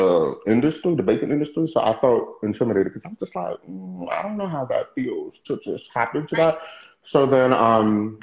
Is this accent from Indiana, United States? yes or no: no; New Jersey, United States; now in Houston, United States; I was raised in New Jersey and then moved back to Houston